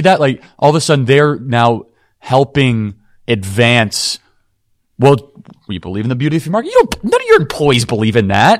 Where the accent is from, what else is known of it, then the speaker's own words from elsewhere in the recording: Wheeling, Illinois, United States; I grew up in Wheeling.